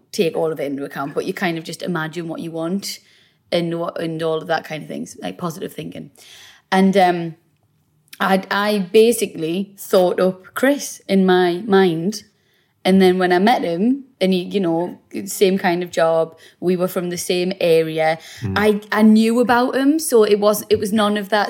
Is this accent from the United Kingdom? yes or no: yes; South Shields, North East England, United Kingdom; we're both from South Shields. We both grew up there